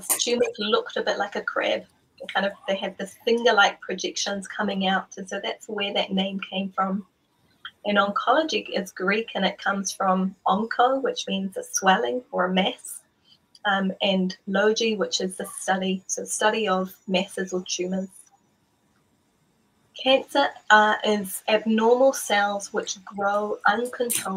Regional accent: Malua, Samoa; moved away; we grew up in Malua, as he was the principal of Malua Theological College for a number of years.

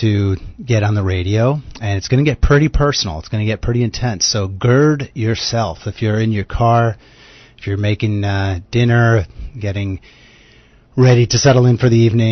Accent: United States; accent: American; also born or lived in New York; I live in New York. You can probably tell from my accent that I'm American

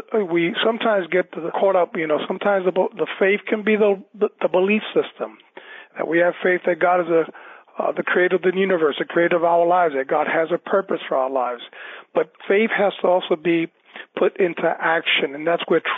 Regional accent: New York City, New York, United States; I was born and raised in New York City on the Lower East Side

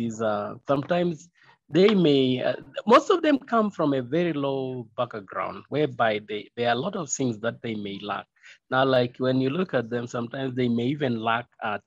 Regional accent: Kapchorwa, Eastern Region, Uganda; also born or lived in Ngenge, Kween District, Uganda; I was born in Genge in the low belt of Sebei. But since 1985, we migrated to Captura town

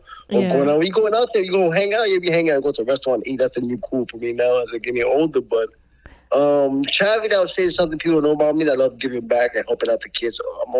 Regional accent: New York City, New York, United States; I was raised in New York City. I'm a New Yorker.

